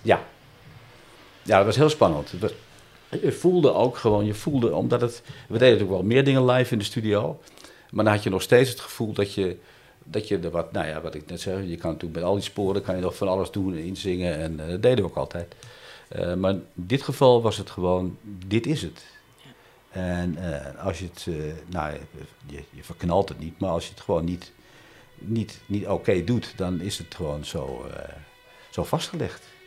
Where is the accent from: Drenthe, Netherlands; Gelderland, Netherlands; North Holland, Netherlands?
North Holland, Netherlands; Amsterdam; het buurtje waar ik geboren ben, hier om de hoek in Amsterdam-Oost